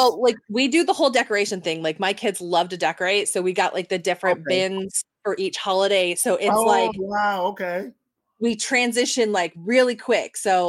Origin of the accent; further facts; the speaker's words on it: Detroit, Michigan, United States; now in Florida, United States; I grew up in Detroit.